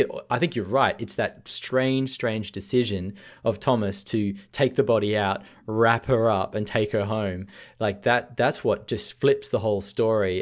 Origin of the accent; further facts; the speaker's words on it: Australia; being a Australian